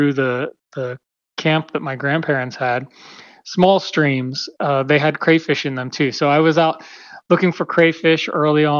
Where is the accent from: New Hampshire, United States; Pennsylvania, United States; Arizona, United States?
Pennsylvania, United States; Western; now in California, United States; I grew up in Pennsylvania, Western Pennsylvania, very rural part of the state